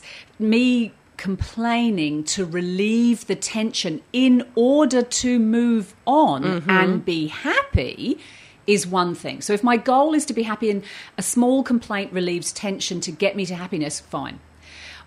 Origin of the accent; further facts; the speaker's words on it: Surrey, South East England, United Kingdom; moved away as an adult; also born or lived in Australia; I grew up in Surrey and I emigrated and lived in Australia for the last few decades